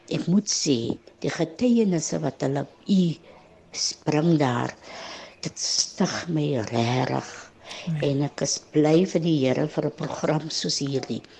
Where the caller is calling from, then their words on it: Wellington, Western Cape, South Africa; van Wellington.